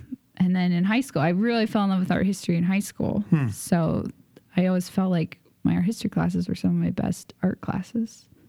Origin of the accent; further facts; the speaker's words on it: San Diego, California, United States; San Diego. Yeah.